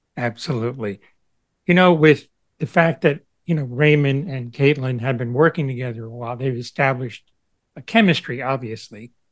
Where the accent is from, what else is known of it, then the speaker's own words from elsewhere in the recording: Cuba; moved away; a former immigrant from Cuba